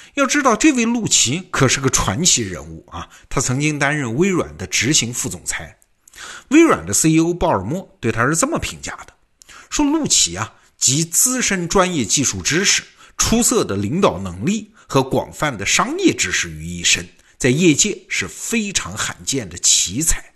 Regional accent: China; 我们中国人很熟悉的嘛，劝和不劝散

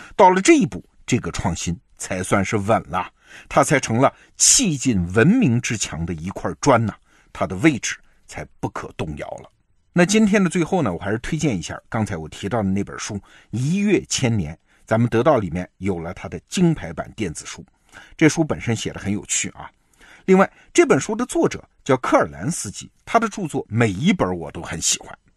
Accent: China; 我们中国人

